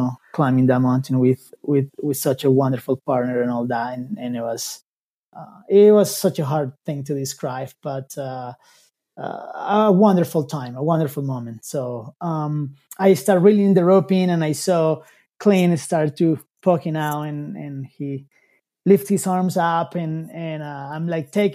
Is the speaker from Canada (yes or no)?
no; Colombia; moved away as an adult; now in United States; I'm from Colombia